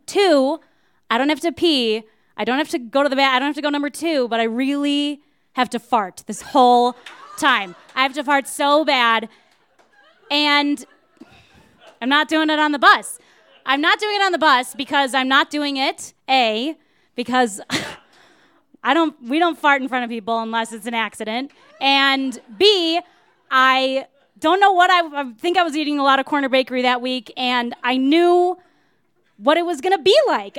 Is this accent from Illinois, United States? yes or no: yes; Wilmette, Illinois, United States; I am from Wilmette, Illinois, and that means that, uh, it's a super suburb where there are no guns ever